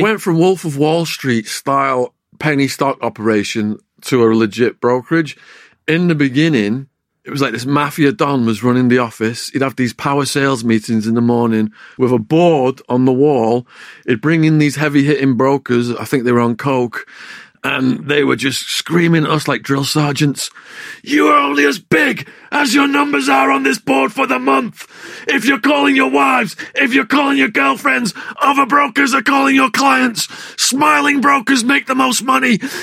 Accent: Widnes, North West England, United Kingdom; accent: English; moved away as an adult; also born or lived in Arizona, United States; my hometown of Widnes

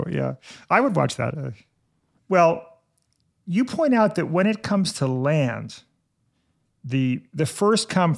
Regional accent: New York City, New York, United States; I'm a New Yorker

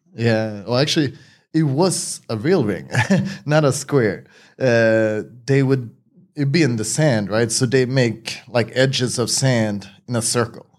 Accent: Sweden; I grew up in Sweden.

